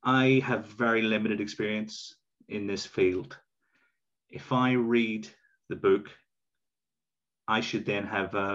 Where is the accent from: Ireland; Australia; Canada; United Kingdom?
Ireland; growing up in Ireland in the 80s and 90s